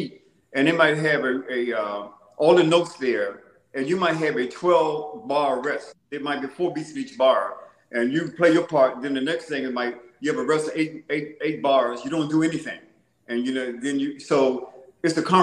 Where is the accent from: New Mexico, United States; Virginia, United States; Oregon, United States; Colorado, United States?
Virginia, United States; Native American town near Pamunkey; I grew up in Nanjing Moy, which is a Native American town. I went to Pamunkey High in junior and senior high school